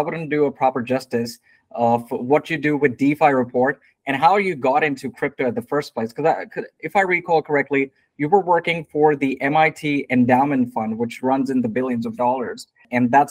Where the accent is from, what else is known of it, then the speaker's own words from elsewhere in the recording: Sydney, New South Wales, Australia; also born or lived in New York City; I'm from Sydney, but I was in New York City to do my MBA at NYU at that time